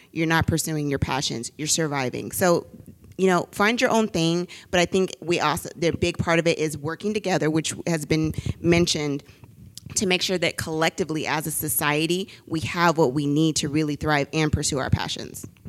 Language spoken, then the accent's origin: English; the Bay Area, California, United States; I'm from the Bay